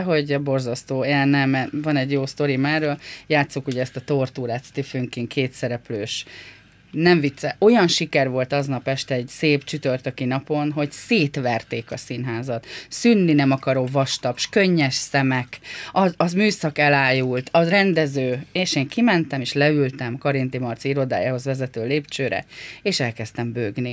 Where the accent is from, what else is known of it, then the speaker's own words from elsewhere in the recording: Hungary; Egy tanyán nőttem fel, nagyon értelmes és bölcs emberek között